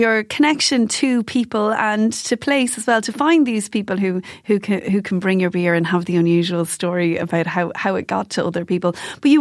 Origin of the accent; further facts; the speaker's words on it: Kildare, Leinster, Ireland; I grew up in Kildare